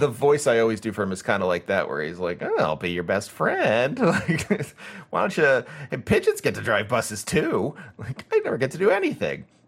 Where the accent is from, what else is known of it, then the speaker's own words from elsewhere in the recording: United States; growing up in America